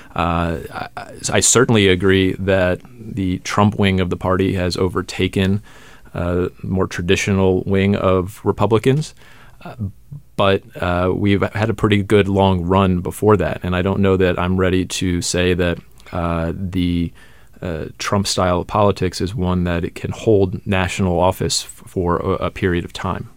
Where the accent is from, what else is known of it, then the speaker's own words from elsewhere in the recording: Atlanta suburbs, Georgia, United States; I'm from the Atlanta suburbs, Georgia's 6th congressional district